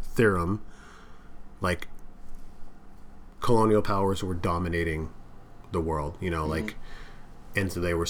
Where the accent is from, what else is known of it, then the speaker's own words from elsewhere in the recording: United States; I'm an American